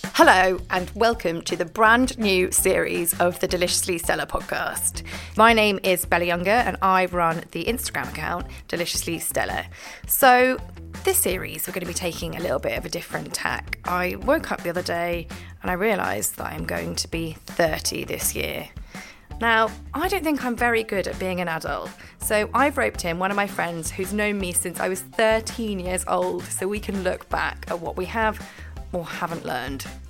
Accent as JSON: {"language": "English", "region": "Scotland", "country": "United Kingdom", "said": "I am Scottish and a little bit posh."}